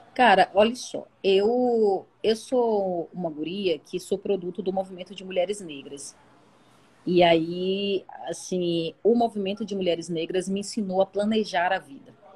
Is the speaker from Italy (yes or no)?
no; Salvador, Bahia, Brazil; eu sou de Salvador, nascida no Coqueiro Grande, que é o paraíso na Terra